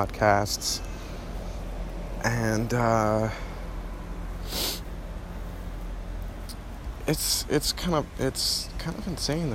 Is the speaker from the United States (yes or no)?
yes; New Jersey, United States; moved away as an adult; also born or lived in Michigan; now in Florida, United States; I'm originally from New Jersey, born in Michigan, actually.